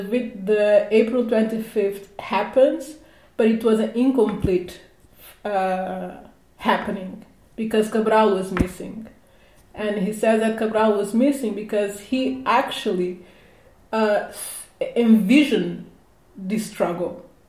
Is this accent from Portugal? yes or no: yes; Portugal; being a Cape Verdean, born and raised in Portugal